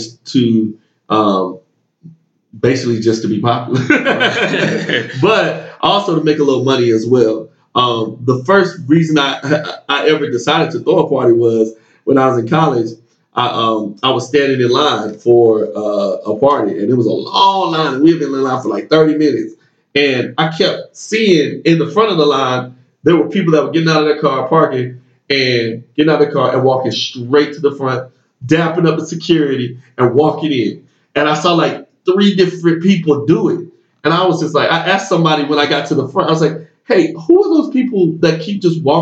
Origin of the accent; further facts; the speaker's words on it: Decatur, Georgia, United States; also born or lived in Tallahassee, Florida; I moved back to my hometown here in Atlanta, I'm from Decatur, Georgia, right outside of Atlanta